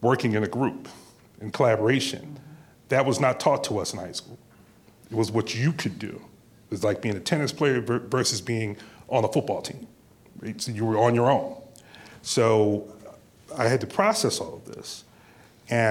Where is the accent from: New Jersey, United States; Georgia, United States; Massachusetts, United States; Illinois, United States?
New Jersey, United States; Neptune; I was raised in Neptune, New Jersey, and went through school there